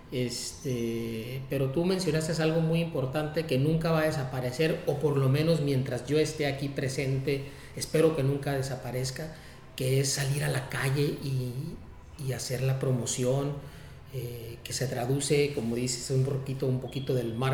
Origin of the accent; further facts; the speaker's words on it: Tijuana, Baja California, Mexico; also born or lived in San Diego; soy de Tijuana, nacido en San Diego, eh, pero criado en Tijuana.